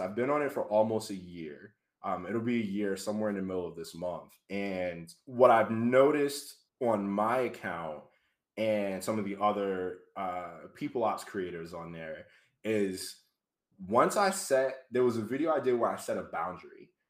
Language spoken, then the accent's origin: English; Boston, Massachusetts, United States; moved away as an adult; now in Providence, United States; Born and raised in Boston, Mass. I actually live in Providence now